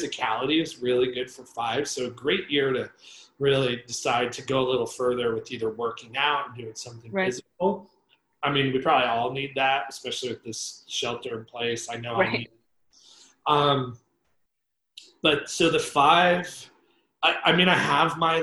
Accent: Northeast, United States; now in Los Angeles, United States; I grew up in the Northeast

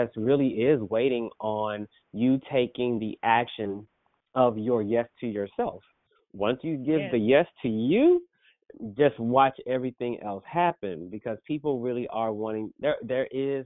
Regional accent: Oklahoma, United States; Of course, I'm from Oklahoma

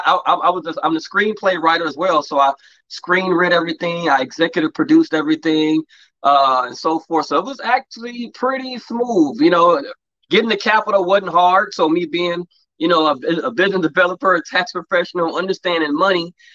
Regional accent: Los Angeles, California, United States; I grew up in the Los Angeles area, Crenshaw District, between USC, Crenshaw area, a little bit of Culver City area. So all around that area, born and raised, born and bred, LA kid

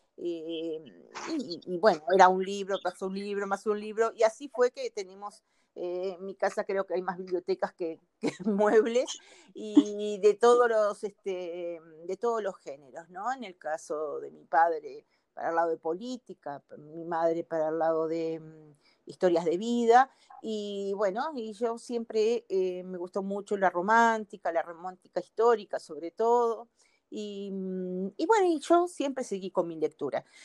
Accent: Uruguay; moved away as an adult; now in Brazil; soy uruguaya, pero vivo en Brasil también

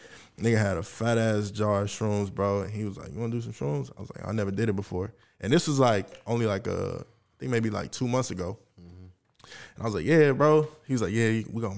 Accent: the South, United States; I'm really from the South

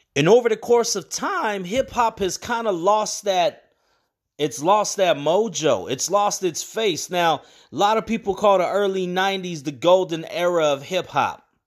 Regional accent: San Bernardino, California, United States; moved away; also born or lived in Sacramento, California; I was raised in San Bernardino

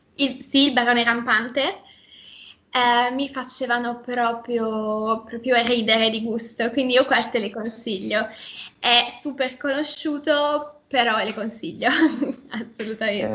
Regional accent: Milan, Lombardy, Italy; accent: Milanese

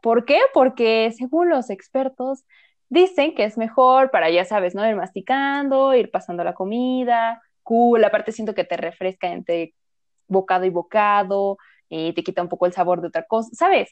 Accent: Mexico City, Mexico; somos de la Ciudad de México

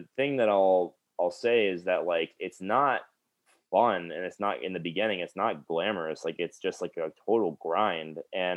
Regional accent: South Florida, United States; moved away; I'm from South Florida, so I do occasionally go home and see my family

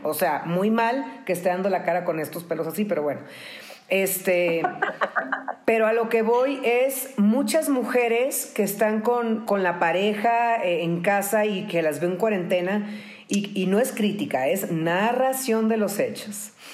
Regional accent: Baja California, Mexico; also born or lived in Tijuana; Yo, yo tengo 46 años y eh, somos de Baja California

